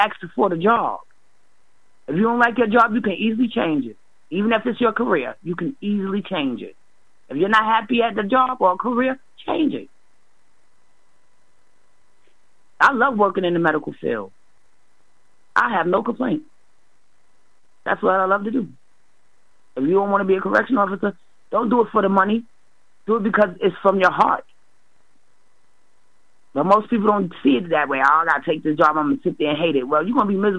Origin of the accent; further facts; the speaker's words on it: New York, United States; now in Massachusetts, United States; I'm ashamed to say I come from here.